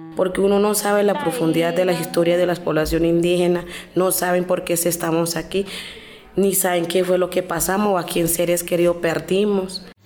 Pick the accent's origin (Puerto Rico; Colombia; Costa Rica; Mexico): Colombia; Antioquia; Spanish is a second language; moved away as an adult; also born or lived in Cali; now in Bogotá, Colombia; yo vengo de Villa Fuerte, Antioquia